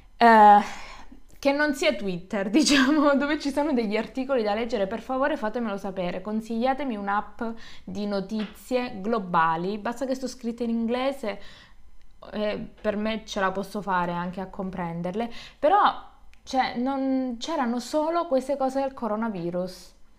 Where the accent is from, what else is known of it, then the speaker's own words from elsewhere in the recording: Calabria, Italy; moved away; sono tornata giù, in Calabria, in un paesino sperduto dove nel mio paese e nel paese che fa provincia, perché il mio è un comune piccolo